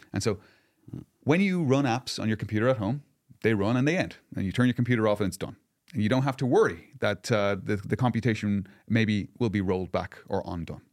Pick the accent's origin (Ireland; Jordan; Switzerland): Ireland; I'm Irish